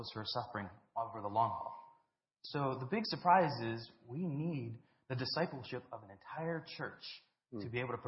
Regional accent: South Africa; I grew up in South Africa

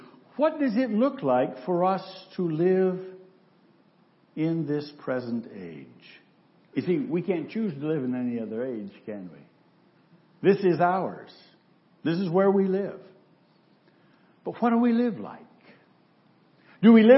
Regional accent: Central Michigan, United States; a boy growing up in Central Michigan

